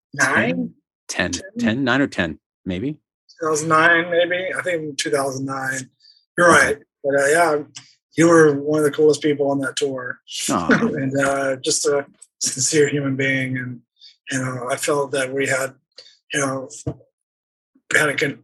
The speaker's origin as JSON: {"language": "English", "region": "Texas", "country": "United States", "tie": "born or raised there", "moved": "yes", "said": "I grew up in Texas."}